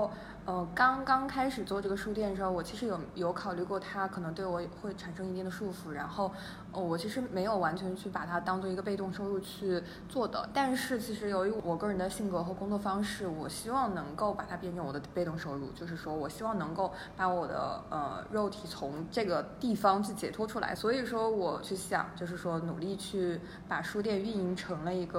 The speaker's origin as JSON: {"language": "Chinese", "region": "Shandong", "country": "China", "also_born_or_lived": "Beijing / United Kingdom", "moved": "as an adult", "lives_now": "Dali, China", "said": "我是山东人。"}